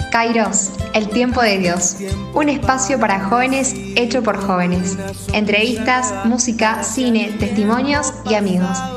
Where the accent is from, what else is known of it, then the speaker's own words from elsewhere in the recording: La Plata, Buenos Aires Province, Argentina; soy de La Plata